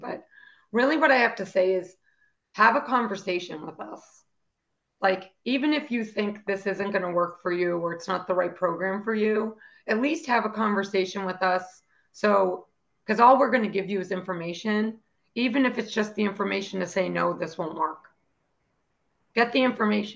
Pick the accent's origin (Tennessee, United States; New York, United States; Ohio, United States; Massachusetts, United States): Massachusetts, United States; Boston; And I'm from Boston